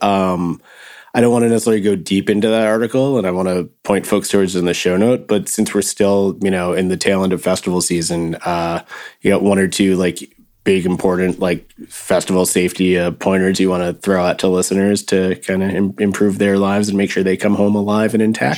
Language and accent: English; New Jersey, United States; growing up in Jersey